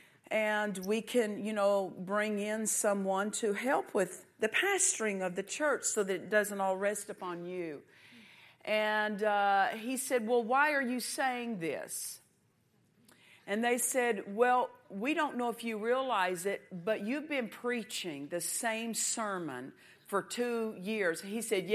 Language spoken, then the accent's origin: English; United States; I'm American